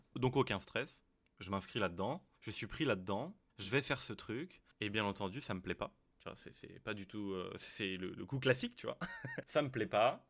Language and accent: French; France; Je suis français